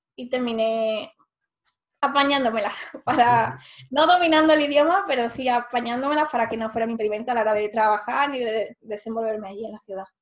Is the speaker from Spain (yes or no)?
yes; Seville, Andalusia, Spain; moved away as an adult; also born or lived in Pisa, Italy / Germany; yo soy de Sevilla, entonces había vivido aquí toda la vida y estudié la carrera también en Sevilla